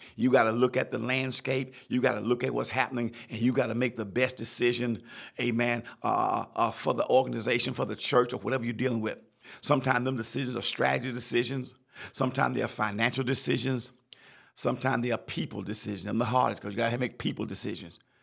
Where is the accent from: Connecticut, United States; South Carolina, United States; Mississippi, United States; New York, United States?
South Carolina, United States; I'm from South Carolina